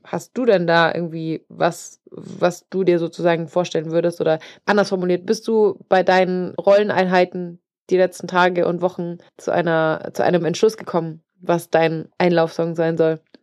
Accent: Germany; Ich bin, bin Deutscher, bin ich gut, aber Englisch nicht so

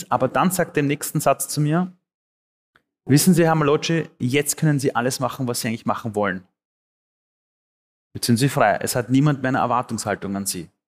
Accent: Austria; und dann mit Amnesty International oder der UN und der UN nach Europa und dann aufgewachsen am Flüchtlingsheim. Ähm, dann wurde Österreich meine Heimat

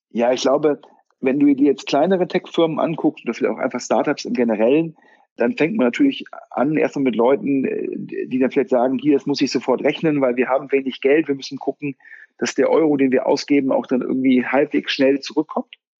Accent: Düsseldorf, North Rhine-Westphalia, Germany; als Düsseldorfer

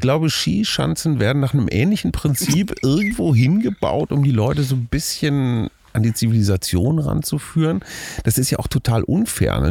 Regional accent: Münster, North Rhine-Westphalia, Germany; now in Berlin, Germany; ich bin hier in Münster aufgewachsen, sehr dicht an der holländischen Grenze.

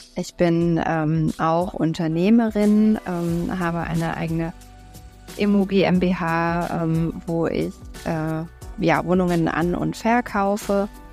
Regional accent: Berlin, Germany; komme aus Berlin, bin gebürtige Berlinerin tatsächlich auch

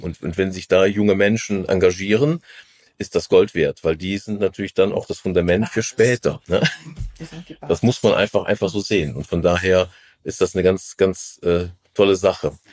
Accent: Rhineland, Germany; als Rheinländer

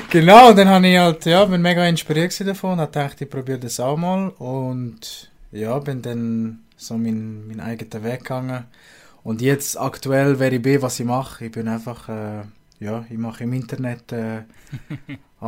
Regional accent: Aargau, Switzerland; Das äh, wird supported als Aargauer

